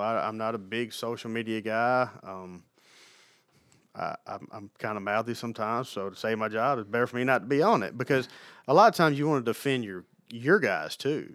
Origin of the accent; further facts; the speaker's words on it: Alabama, United States; moved away as an adult; also born or lived in Mississippi / Los Angeles; now in Knoxville, United States; I grew up, you know, an hour from Tuscaloosa, right on the Mississippi-Alabama state line.